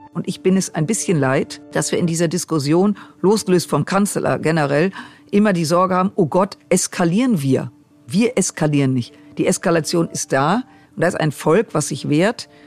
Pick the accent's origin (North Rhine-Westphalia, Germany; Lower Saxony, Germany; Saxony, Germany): North Rhine-Westphalia, Germany; Düsseldorf; ich komme aus Düsseldorf